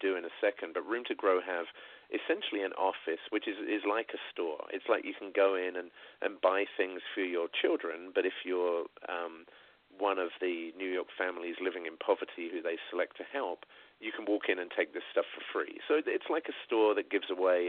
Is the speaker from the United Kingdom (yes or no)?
yes; Sussex, South East England, United Kingdom; I'm a kid from Sussex in England, right? I'm not even from a city